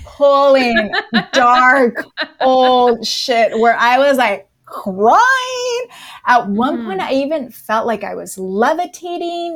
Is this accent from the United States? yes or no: yes; Napa, California, United States; moved away as an adult; now in Los Angeles, United States; So I'm in Los Angeles and I grew up in Napa, California